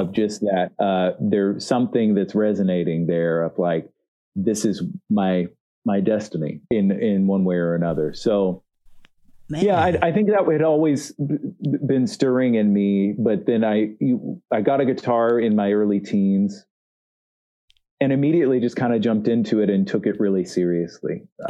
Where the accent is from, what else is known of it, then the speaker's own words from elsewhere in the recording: Missouri, United States; also born or lived in Kansas City / Memphis, Tennessee / Northwest Mississippi / Southern Arkansas; Yeah, so I grew up in Southeast Missouri mostly. I also lived a little bit in the Kansas City area and then in the Memphis, Tennessee area, Northwest Mississippi, to be exact. And in Southern Arkansas.